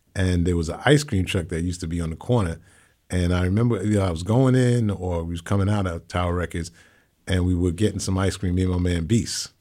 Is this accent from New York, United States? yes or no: yes; New York City, New York, United States; also born or lived in Hollis, Queens, New York; I'm from Hancock Street